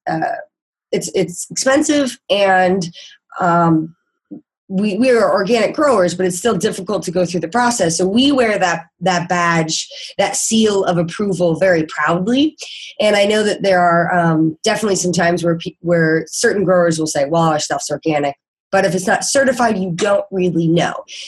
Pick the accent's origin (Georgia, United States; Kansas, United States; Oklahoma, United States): Kansas, United States; moved away as an adult; now in San Diego, United States; I am actually originally from Kansas